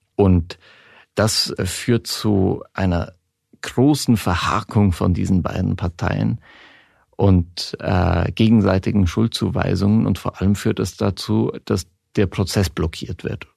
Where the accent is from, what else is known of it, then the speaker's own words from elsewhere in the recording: Switzerland; also born or lived in Berlin, Germany; now in Germany; Ich bin in der Schweiz aufgewachsen